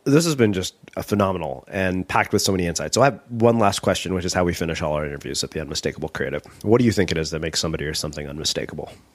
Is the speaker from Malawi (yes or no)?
no; India; being Indian